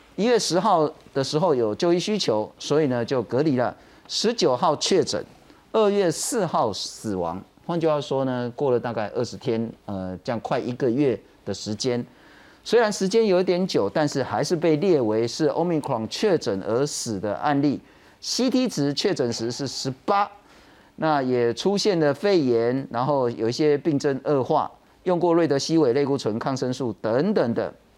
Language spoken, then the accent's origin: Chinese; Taiwan; 我们台湾人